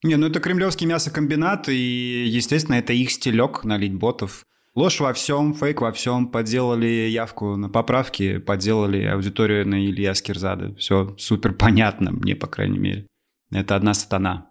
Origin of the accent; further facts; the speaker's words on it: Amur Oblast backcountry, Russia; Я парень из Амурской глубинки